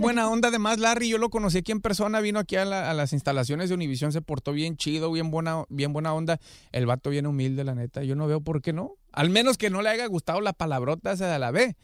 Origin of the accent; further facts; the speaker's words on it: Guadalajara, Jalisco, Mexico; now in Los Angeles, United States; soy tu compa … de Long Beach, Playa Larga, Guanatos, Colonia Lagos de Oriente, allá al lado de la Oviachi